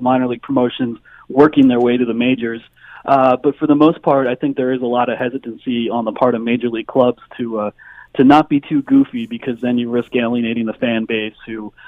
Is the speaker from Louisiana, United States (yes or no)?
no; Pennsylvania, United States; I grew up in Pennsylvania